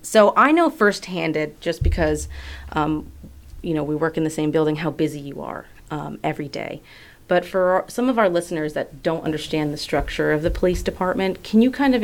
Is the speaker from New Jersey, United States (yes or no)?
yes; Union County, New Jersey, United States; I grew up in Union County.